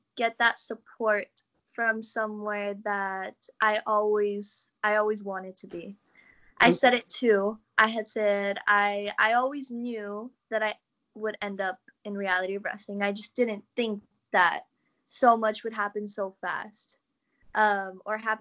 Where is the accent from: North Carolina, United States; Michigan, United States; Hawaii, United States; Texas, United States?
Texas, United States; Laredo; born or raised there